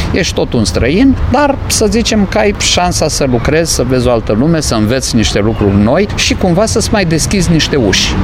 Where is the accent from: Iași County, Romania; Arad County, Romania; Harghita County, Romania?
Iași County, Romania; Iași; eu fiind atunci eșean